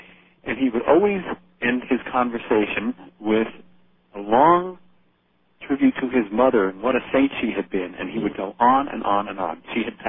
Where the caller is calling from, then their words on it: Wilkes-Barre, Pennsylvania, United States; from Wilkes-Barre, Pennsylvania.